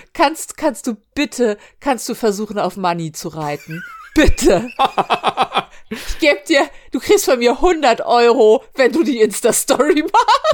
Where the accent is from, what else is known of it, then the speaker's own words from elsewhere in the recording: Hamburg, Germany; ich bin am Hamburger Hauptbahnhof groß geworden